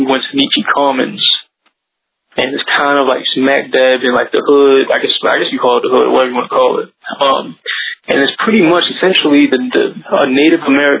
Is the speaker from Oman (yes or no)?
no; Canada; Right, all right, so going to the main event, we're coming from Canada.